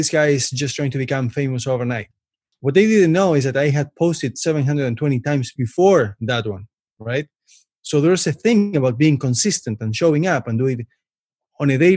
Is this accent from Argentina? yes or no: yes; Buenos Aires, Argentina; English is a second language; moved away as an adult; also born or lived in Canada; now in Toronto, Canada; So I was born and raised in Buenos Aires, Argentina. I lived there until I was almost 20 years old. And I moved to Canada almost 16 years ago